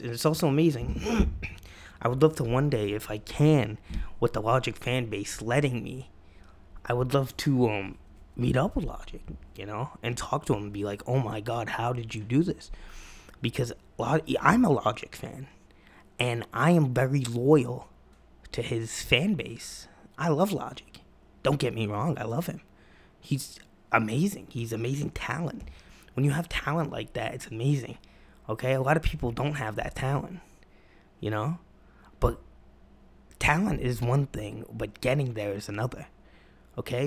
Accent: Massachusetts, United States; I'm from Massachusetts

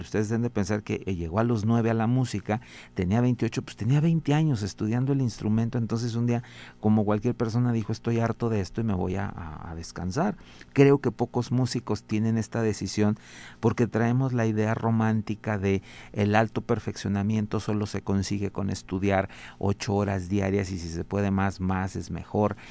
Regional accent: Mexico; siempre nos dará un gran orgullo como mexicanos

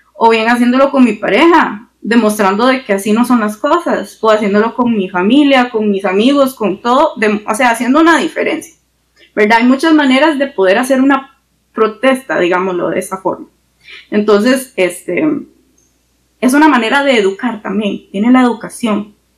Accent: Costa Rica; somos ticos

